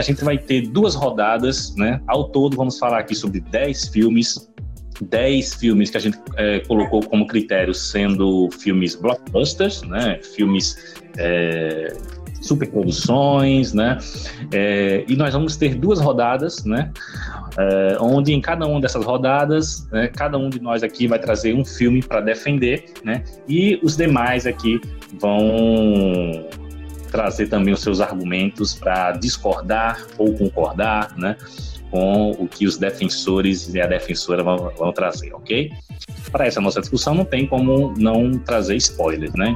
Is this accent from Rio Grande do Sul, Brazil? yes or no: no; Maceió, Alagoas, Brazil; now in Recife, Brazil; da minha terra natal, Maceió, Alagoas